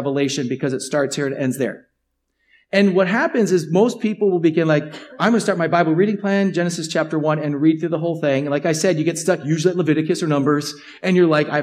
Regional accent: United States; As you as an American

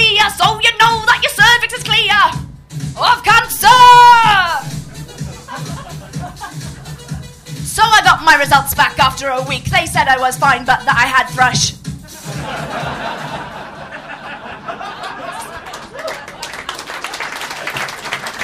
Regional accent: Swansea, Wales, United Kingdom; I'm a Welsh Iraqi from the Bay of Swansea, the South Wales Valleys

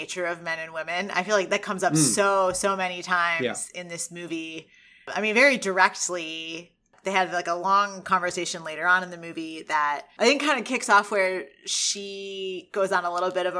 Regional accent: United States; as an American who grew up a little bit behind them

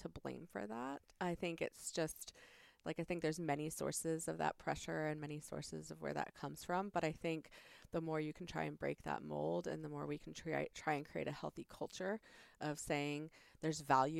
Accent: Prince William County, Northern Virginia, United States; I grew up in Northern Virginia. I grew up in Prince William County

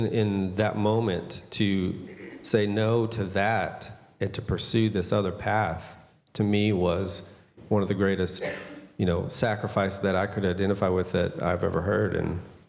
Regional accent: United States; moved away as an adult; now in Brazil; People can tell that our Portuguese is much different. And they always ask us, where are you from? And we say, we're from the United States.

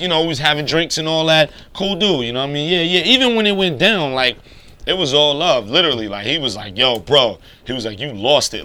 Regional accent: New York City, New York, United States; also born or lived in Queens, New York; as a New Yorker, as somebody from Brooklyn

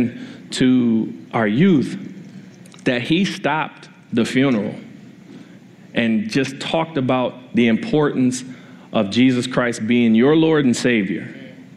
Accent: Washington, District of Columbia, United States; moved away; I grew up in Washington, D.C., and I'm 39 years old, and when I lived in D.C. in high school

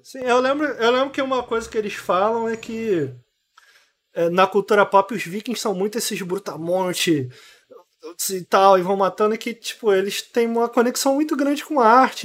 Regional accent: Brazil; eu sou brasileiro

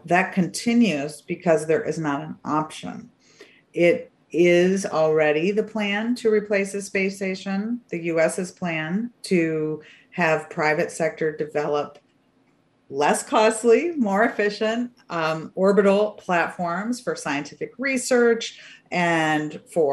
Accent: Michigan, United States; I grew up in Michigan.

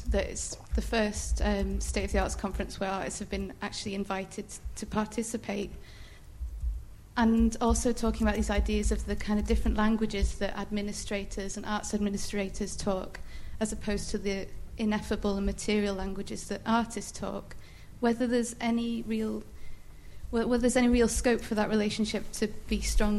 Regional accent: Newcastle upon Tyne, North East England, United Kingdom; I'm an artist from Newcastle.

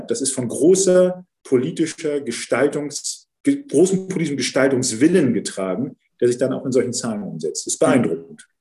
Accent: Hamburg, Germany; Ich bin ja Wilhelmsburger. Ich bin ja in Wilhelmsburg äh, aufgewachsen

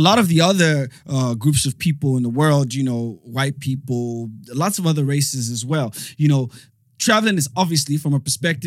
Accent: England, United Kingdom; I'm from England.

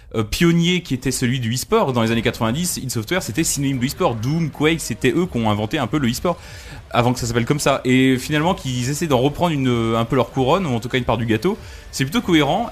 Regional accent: France; chez nous en France

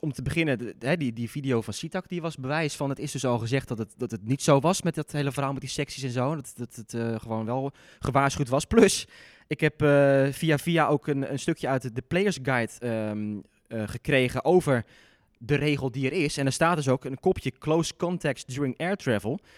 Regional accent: Zeeland, Netherlands; moved away; mijn eigenlijke tennisclub, die, eh, waar ik ben opgegroeid, ligt in Zeeland

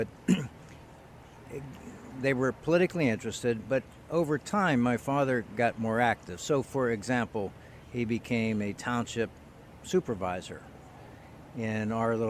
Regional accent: Beaver Falls, Pennsylvania, United States; I grew up here in western Pennsylvania in a town that many people are familiar with because it is the hometown of the one and only the legendary Broadway Joe Willie Namath. That would be Beaver Falls in Beaver County

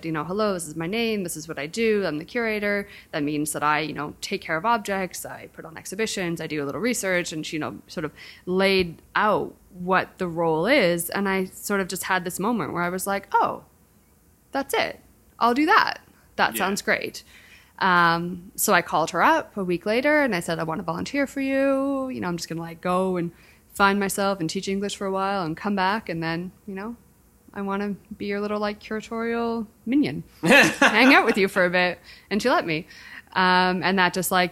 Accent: Canada; also born or lived in London, England; now in United States

